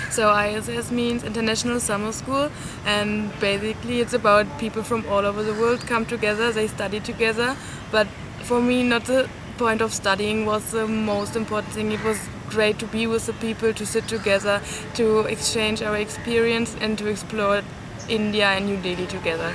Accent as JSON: {"language": "English", "town": "Cologne", "region": "North Rhine-Westphalia", "country": "Germany", "said": "I am from Germany, from Cologne"}